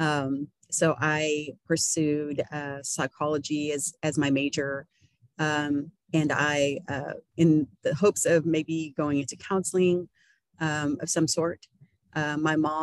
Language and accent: English; Baytown, Texas, United States; I am born and raised in Baytown, Texas